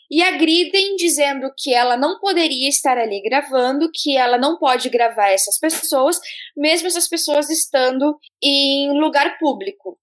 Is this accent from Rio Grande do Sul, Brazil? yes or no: yes; Rio Grande do Sul, Brazil; moved away as an adult; also born or lived in Santa Catarina; Nasci no Rio Grande do Sul. Morei 21 anos da minha vida no sul do país, oito deles em Santa Catarina